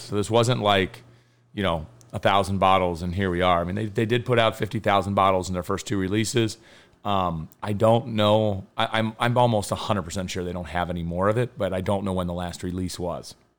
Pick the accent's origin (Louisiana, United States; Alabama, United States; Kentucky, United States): Kentucky, United States; I'm from Kentucky and every man drinks it there.